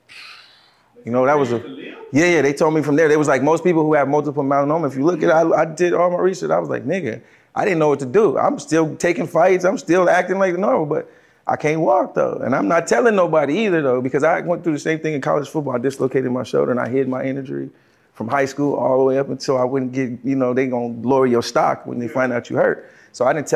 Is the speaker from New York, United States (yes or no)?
no; Los Angeles, California, United States; I'm from L.A. Originally